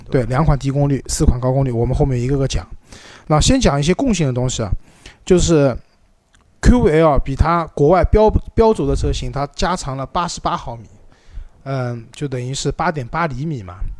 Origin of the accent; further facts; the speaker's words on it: China; 我们中国人